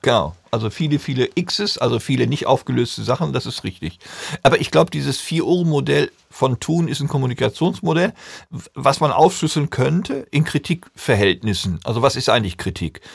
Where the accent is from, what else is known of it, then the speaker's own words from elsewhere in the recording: North Rhine-Westphalia, Germany; Ich komme aus Ostwestfalen